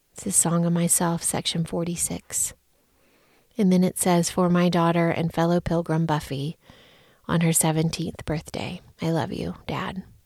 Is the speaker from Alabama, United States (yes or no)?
yes; Alabama, United States; moved away as an adult; also born or lived in Chicago; now in Denver, United States; When I moved away from Alabama and landed in the Chicago area